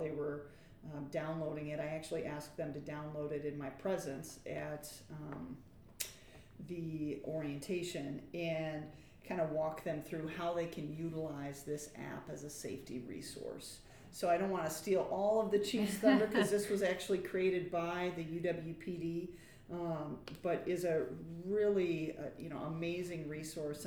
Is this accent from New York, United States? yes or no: no; just south of the Twin Cities, Midwest, Minnesota, United States; now in Madison, United States; I grew up in the Midwest, in actually just south of the Twin Cities.